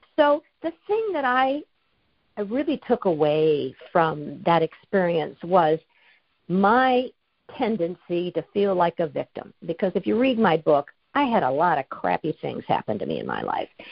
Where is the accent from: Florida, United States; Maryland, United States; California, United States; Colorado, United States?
California, United States; now in Washington, United States; I was going to my hometown every month to see my parents. They're in their 90s. And I'd fly from Washington down to California